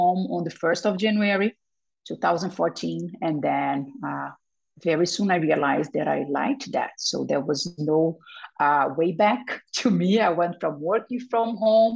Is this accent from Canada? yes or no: no; Brazil; moved away; also born or lived in Spain; I was born in Brazil. I lived for 15 years in Spain